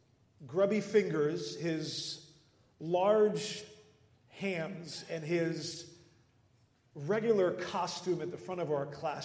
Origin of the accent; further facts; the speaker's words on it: Netherlands; moved away; Growing up in the Netherlands